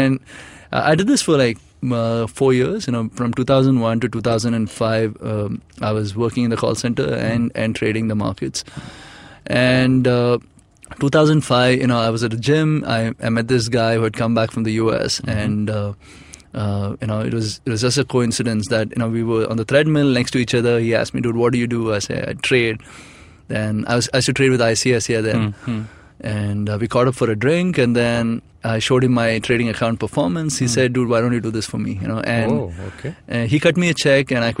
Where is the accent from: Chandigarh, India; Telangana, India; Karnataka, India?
Karnataka, India; Bangalore; I'm from Bangalore